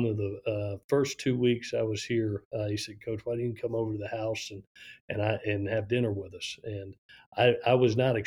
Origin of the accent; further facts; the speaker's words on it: Florida, United States; now in Statesboro, United States; I growing up in Florida